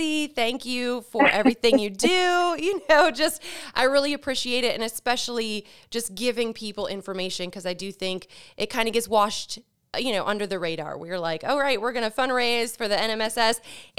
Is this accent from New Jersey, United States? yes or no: no; Chicago, Illinois, United States; now in Maryland/Greater DC area, United States; I'm actually from Chicago